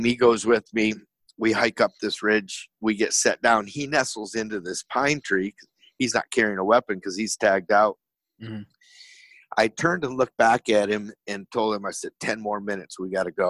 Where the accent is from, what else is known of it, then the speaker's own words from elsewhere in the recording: Michigan, United States; me growing up in Michigan